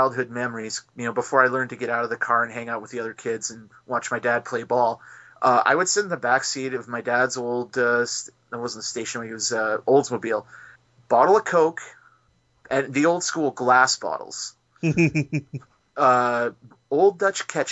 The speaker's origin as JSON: {"language": "English", "town": "McNutt", "region": "Saskatchewan", "country": "Canada", "tie": "born or raised there", "moved": "yes", "lives_now": "Saskatoon, Canada", "said": "my hometown of McNutt"}